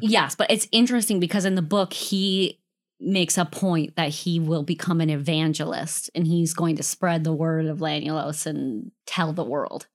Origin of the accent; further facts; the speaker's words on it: Western Wisconsin, United States; I'm from Western Wisconsin